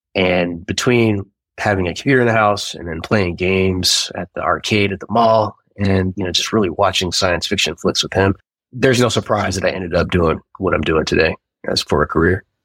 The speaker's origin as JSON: {"language": "English", "region": "Southern California", "country": "United States", "tie": "born or raised there", "also_born_or_lived": "Cleveland, Ohio", "said": "right around the time I turned like eight or nine is when I moved to Southern California."}